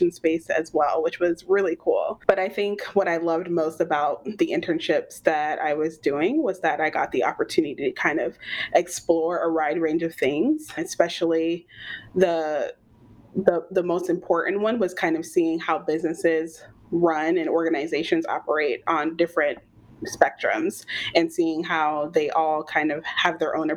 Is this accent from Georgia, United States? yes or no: yes; Atlanta, Georgia, United States; I'm from Atlanta, native, born and raised, and I haven't left